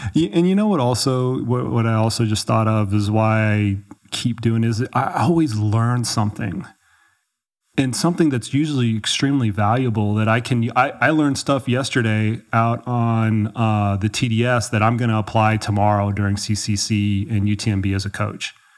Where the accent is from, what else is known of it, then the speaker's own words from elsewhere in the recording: Dallas, Texas, United States; moved away as an adult; now in Colorado, United States; I grew up in Texas, yeah, I grew up in Dallas.